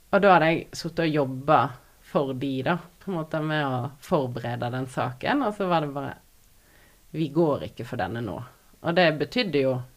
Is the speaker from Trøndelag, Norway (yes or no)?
no; Odda, Vestland, Norway; also born or lived in Finnmark; now in Voss, Norway; jeg er fra Odda. Har tidligere bodd i Finnmark, og nå bor jeg på Voss